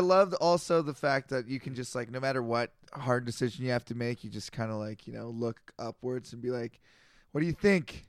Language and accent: English; Canada; I'm a Canadian.